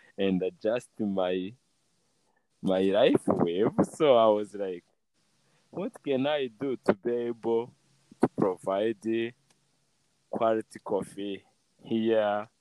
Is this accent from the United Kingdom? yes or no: no; Rwanda; moved away as an adult; also born or lived in United States; I grew up here in Rwanda.